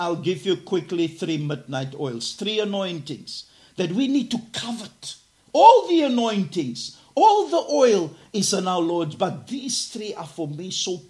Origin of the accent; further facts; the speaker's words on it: Cape Town, Western Cape, South Africa; I'm from Garden Village, Cape Town, South Africa.